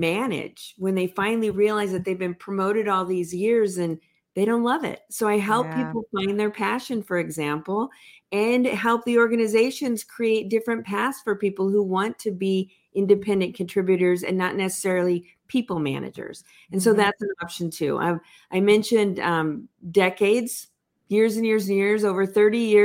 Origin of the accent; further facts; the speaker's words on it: Los Angeles, California, United States; also born or lived in San Diego / Orange County; I grew up in Los Angeles